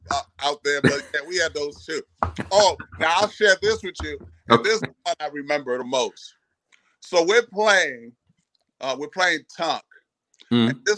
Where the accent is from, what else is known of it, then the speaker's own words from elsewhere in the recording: Haiti; You know, I grew up in Haiti, so I got to have some of my island sounds, some salsa.